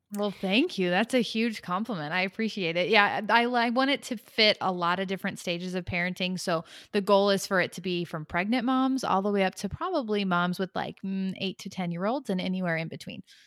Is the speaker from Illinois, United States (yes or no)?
yes; Chicago, Illinois, United States; moved away as an adult; now in Knoxville, United States; originally from the Chicagoland area, but my husband and I and our family relocated to Knoxville, Tennessee about a year and a half ago